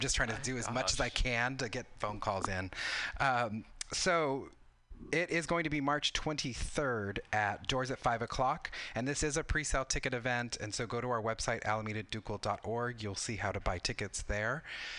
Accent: California, United States; So I am Mexican-American. I grew up in Southern California. My father is from Chihuahua, Mexico.

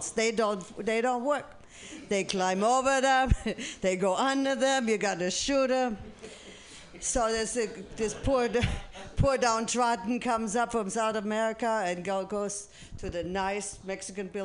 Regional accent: Germany; English is a second language; I'm from Germany, as you might might hear, and I went back to Germany in May

